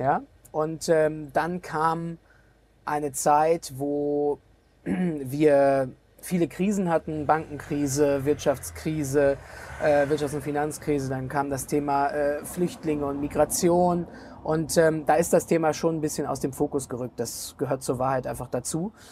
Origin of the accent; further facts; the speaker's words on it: Germany; als Deutsche